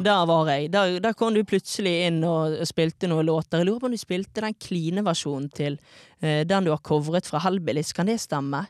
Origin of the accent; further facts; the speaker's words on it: Bergen, Vestland, Norway; fra Fana.